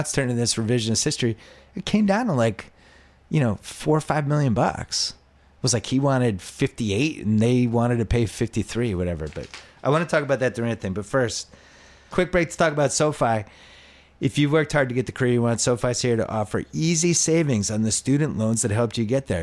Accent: Boston, Massachusetts, United States; when I was growing up in Boston, we had the whole busing thing

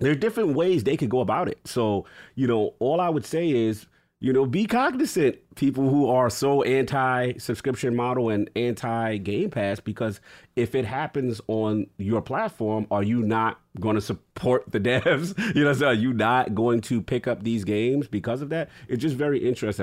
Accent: New York City, New York, United States; I'm from New York City

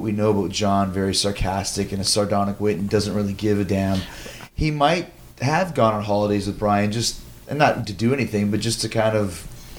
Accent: Winnipeg, Manitoba, Canada; I grew up in Winnipeg

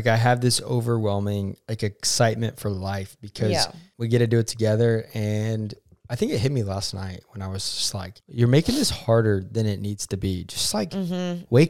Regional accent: Oklahoma, United States; I'm from Oklahoma. But people hate on our state.

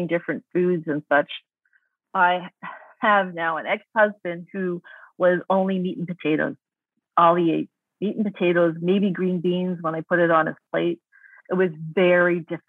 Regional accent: Toronto, Ontario, Canada; especially in Toronto where I grew up

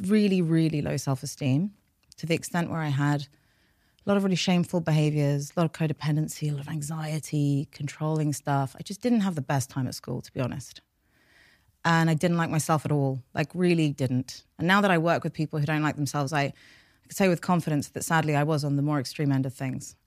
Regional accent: London, United Kingdom; first language Farsi; English is a second language; also born or lived in United States; I was born here. I was born in North London

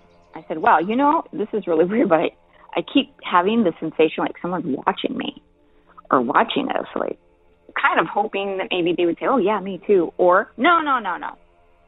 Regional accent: El Paso, Texas, United States; I was born and raised in El Paso, Texas

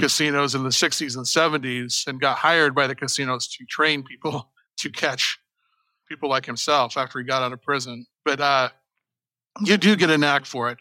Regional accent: Las Vegas, Nevada, United States; now in Houston, United States; I grew up in Las Vegas

